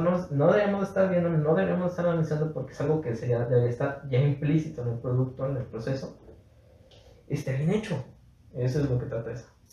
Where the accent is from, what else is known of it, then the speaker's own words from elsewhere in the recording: Mexico; yo soy parte de México